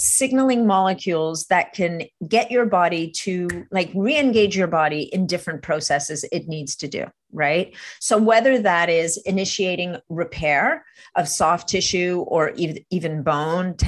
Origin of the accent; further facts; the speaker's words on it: Montreal, Quebec, Canada; I'm from Montreal. I speak French.